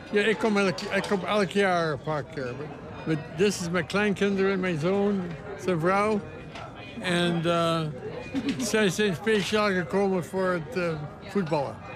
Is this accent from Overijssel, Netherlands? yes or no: yes; Overijssel, Netherlands; Maar we kunnen wel oranje-blauw zijn. Maar we komen allemaal uit Tukkeland, dus het is allemaal